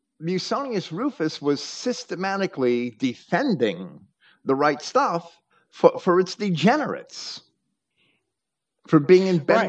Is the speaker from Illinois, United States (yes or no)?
no; Virginia, United States; born there; I was born in Virginia, but I was born to Yankee transplant parents.